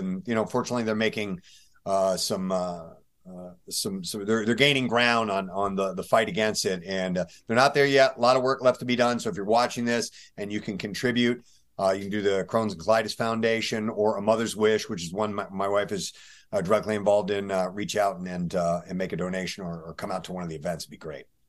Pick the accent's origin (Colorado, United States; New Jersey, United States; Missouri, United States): Missouri, United States; St. Louis; also born or lived in Tennessee / Greenwood, South Carolina; I did most of my growing up in, uh, Saint Louis, Missouri